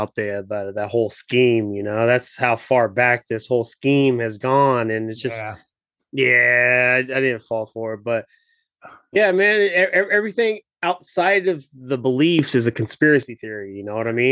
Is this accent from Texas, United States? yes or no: no; Washington, District of Columbia, United States; now in Tri-Cities, Washington, United States; DC metro area.